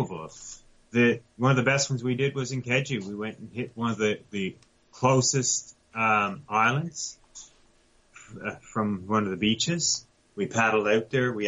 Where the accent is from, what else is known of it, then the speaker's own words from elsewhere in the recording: Buchans, Newfoundland and Labrador, Canada; now in Milford Station, Canada; I'm originally from central Newfoundland, a small town called Buchans.